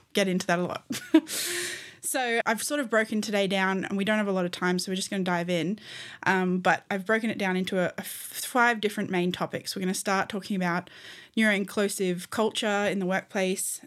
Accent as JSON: {"language": "English", "country": "Australia", "said": "I'm an Australian human rights lawyer"}